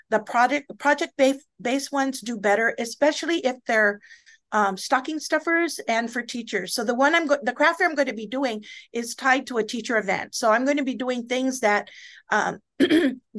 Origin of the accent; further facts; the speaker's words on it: Guam; I was from Guam